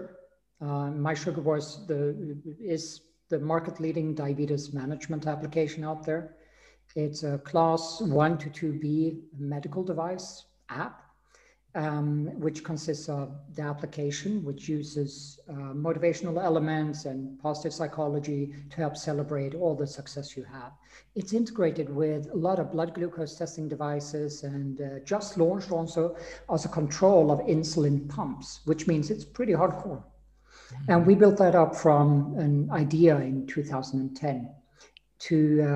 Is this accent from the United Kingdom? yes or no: no; Sweden; now in Austria; I now live in Austria, but I grew up in Sweden.